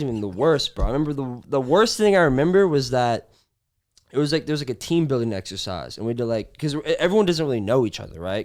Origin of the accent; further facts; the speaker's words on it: Long Beach, California, United States; also born or lived in Nebraska; I moved around a little bit as a kid, but I feel like my formative years were in Long Beach